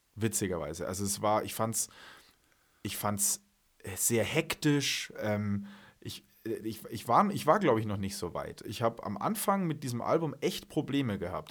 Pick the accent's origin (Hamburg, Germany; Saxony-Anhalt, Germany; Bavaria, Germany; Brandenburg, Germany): Bavaria, Germany; Munich; also born or lived in Wales (half Welsh); in meiner Heimatstadt hier in, in, in München